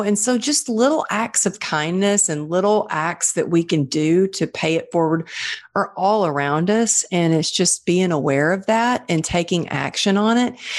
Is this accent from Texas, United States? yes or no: yes; Texas, United States; growing up in Texas, growing up an athlete and a dancer